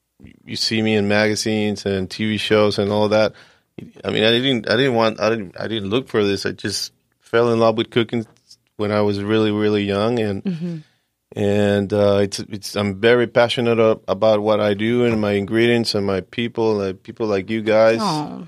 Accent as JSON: {"language": "English", "town": "Tijuana", "region": "Baja California", "country": "Mexico", "tie": "born or raised there", "also_born_or_lived": "San Diego", "said": "I was born in Tijuana, and I was raised in Tijuana and also in San Diego. I went to junior high school and high school and college in San Diego."}